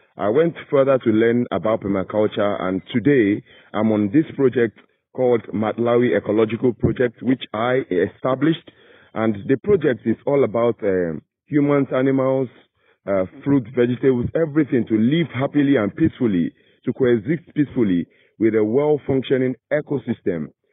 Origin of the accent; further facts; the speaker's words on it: Nigeria; moved away as an adult; also born or lived in Volta Region, Ghana; now in Ghana; I'm a Nigerian born and I've been in Ghana for quite uh, a long time, let's say like five, six years.